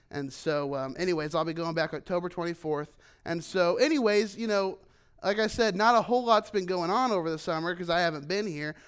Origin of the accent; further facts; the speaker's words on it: United States; moved away as an adult; as an American, as a foreigner